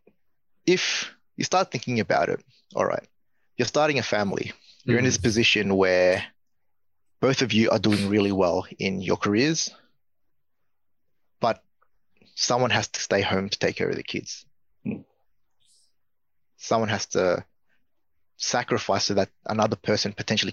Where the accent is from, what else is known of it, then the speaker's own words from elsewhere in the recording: Australia; we're all from Australia